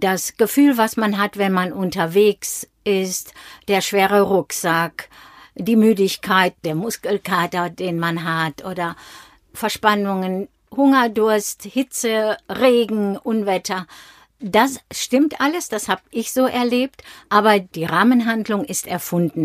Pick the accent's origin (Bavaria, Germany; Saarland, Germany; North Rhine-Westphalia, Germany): North Rhine-Westphalia, Germany; Dinslaken; also born or lived in Mainz area; now in Mainz, Germany; Wir sind uns in Dienstlaken, das ist meine Heimatstadt, dort komme ich her